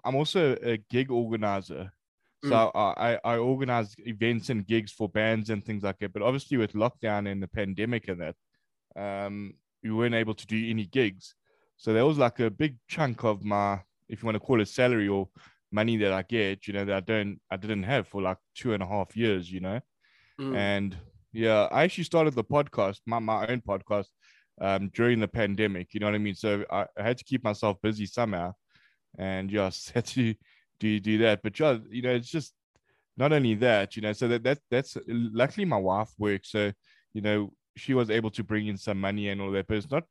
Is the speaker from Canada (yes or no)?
no; Durban, KwaZulu-Natal, South Africa; moved away as an adult; now in Johannesburg, South Africa; I was actually born here. But then I went to a place in Durban. To another city. I went there and I spent most of my life in Durban. Yeah, that's where I grew up